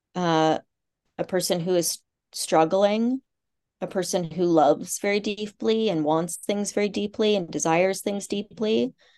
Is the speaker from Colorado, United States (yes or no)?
no; Kansas, United States; moved away; I grew up in the Midwest. I grew up in Kansas and, um, on a farm and sort of a small farming community